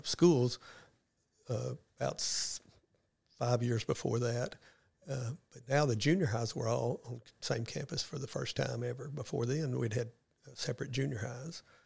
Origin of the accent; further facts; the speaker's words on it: West Memphis, Arkansas, United States; now in Paragould, United States; I grew up in West Memphis, Arkansas